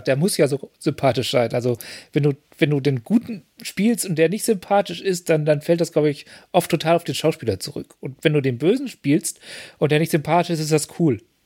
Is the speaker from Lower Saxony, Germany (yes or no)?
yes; Lower Saxony, Germany; ich bin ja in Niedersachsen aufgewachsen